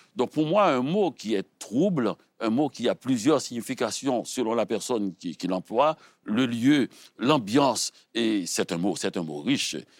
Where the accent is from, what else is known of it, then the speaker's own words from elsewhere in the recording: Haiti; je suis haïtien